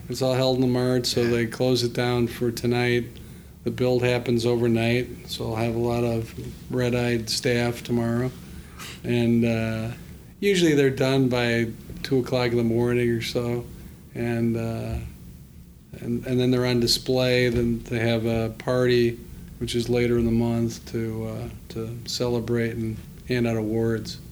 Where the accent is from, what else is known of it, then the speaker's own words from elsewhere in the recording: Evanston, Illinois, United States; I grew up in Evanston.